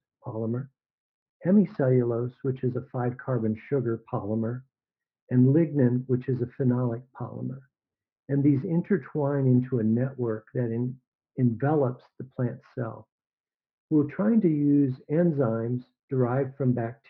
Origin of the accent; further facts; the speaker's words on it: Arizona, United States; moved away; also born or lived in Mississippi / Texas / North Dakota / California; I grew up in Arizona